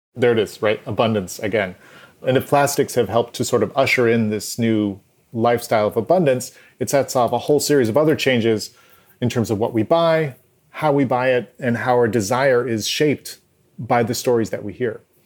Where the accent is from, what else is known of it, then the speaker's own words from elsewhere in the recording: Maine, United States; moved away; I'm from Maine originally